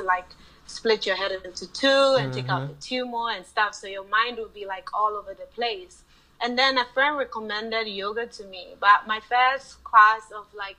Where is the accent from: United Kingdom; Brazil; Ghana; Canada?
Ghana; moved away as an adult; also born or lived in Chicago, Illinois, United States; I lived in Chicago, Illinois, but I was born and raised in Ghana